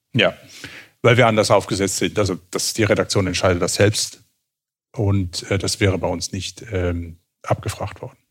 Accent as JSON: {"language": "German", "region": "Southern Germany", "country": "Germany", "tie": "born or raised there", "also_born_or_lived": "Switzerland", "moved": "as an adult", "lives_now": "Cologne, Germany", "said": "als Süddeutscher in Süddeutschland aufgewachsen"}